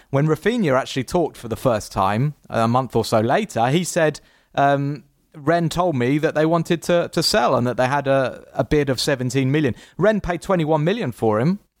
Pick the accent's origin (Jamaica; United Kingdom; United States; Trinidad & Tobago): United Kingdom; England; us Englishmen